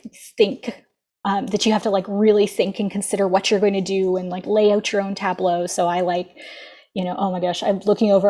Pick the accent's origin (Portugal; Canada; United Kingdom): Canada; Ontario; I'm from Ontario, Canada